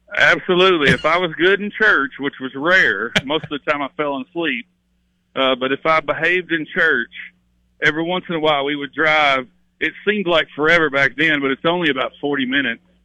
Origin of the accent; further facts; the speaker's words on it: Kennett, Missouri, United States; moved away as an adult; now in Nashville area, United States; I grew up, like I said, you know, really close to Arkansas and Tennessee